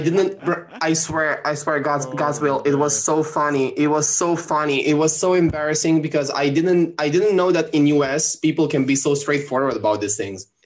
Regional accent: Rome, Lazio, Italy; English is a second language; Rome because it's my hometown city

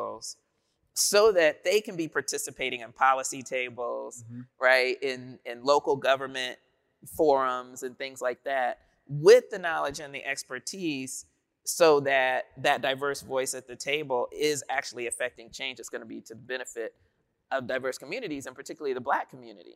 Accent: Dayton, Ohio, United States; I'm from Dayton, Ohio

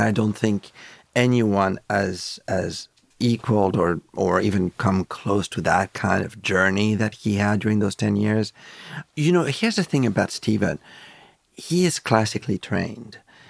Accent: France; You know, it was interesting growing up in France.

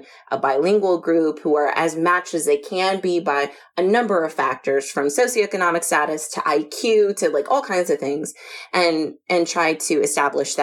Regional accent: United States; I'm from the United States

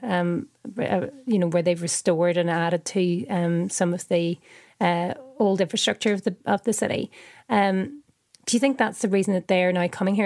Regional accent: Northern Ireland, United Kingdom; moved away as an adult; now in Manchester, United Kingdom; as you can hear from my accent, I'm I'm from Northern Ireland and I grew up during the Troubles

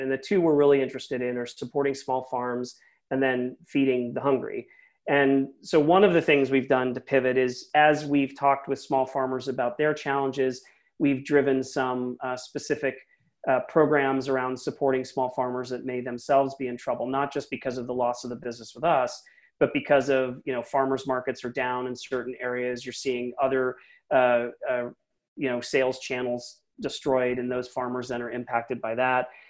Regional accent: Philadelphia, Pennsylvania, United States; now in San Francisco Bay Area, United States; I'm originally from Philly myself, and I moved huh. out to here a long time ago

